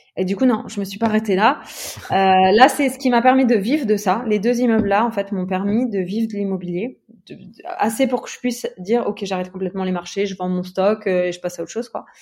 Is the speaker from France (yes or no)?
yes; Metz, Grand Est, France; moved away as an adult; also born or lived in Luxembourg; now in Aix-en-Provence, France; à la base, j'étais de Metz. Ouais. Donc, je vivais à Metz, et euh, donc dans l'Est de la France, et dans le Grand Est